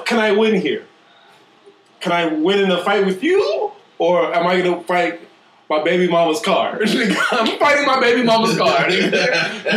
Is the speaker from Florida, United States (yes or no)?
yes; Miami, Florida, United States; also born or lived in Jamaica / North Carolina; I'm from Miami. I'm Jamaican